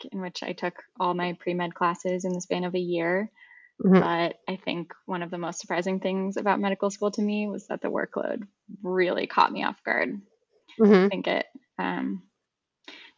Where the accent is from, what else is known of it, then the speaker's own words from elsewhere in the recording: San Francisco Bay Area, California, United States; I grew up in the San Francisco Bay Area